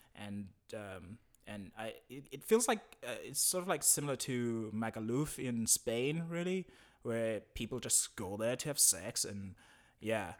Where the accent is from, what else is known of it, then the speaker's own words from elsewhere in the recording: South Africa; moved away as an adult; now in Berlin, Germany; I'm from Africa, South Africa, and, uh, I've been living in Berlin for quite a while